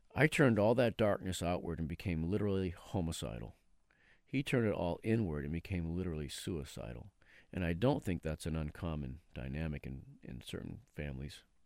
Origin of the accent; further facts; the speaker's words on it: Haverhill, Massachusetts, United States; we grew up in Haverhill